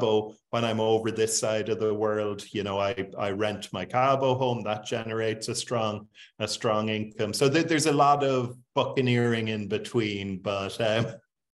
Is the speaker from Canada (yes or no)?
no; Cork, Munster, Ireland; moved away as an adult; I'm in Cork, Ireland, which is my hometown.